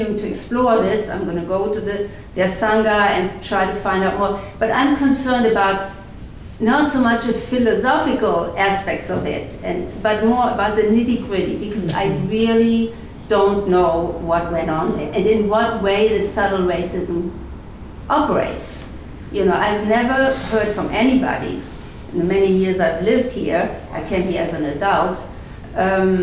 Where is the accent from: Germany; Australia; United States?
Germany; moved away; I grew up after the war in Germany with the legacy of the Holocaust. I'm German